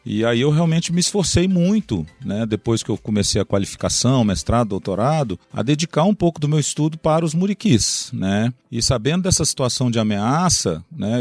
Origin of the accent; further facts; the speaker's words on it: Governador Valadares, Minas Gerais, Brazil; now in Viçosa, Brazil; sou mineiro né? de Valadares, estive muitos anos fora de Minas, inclusive. Então o retorno para Minas foi para mim uma grande alegria, né? Primeiro porque é minha terra natal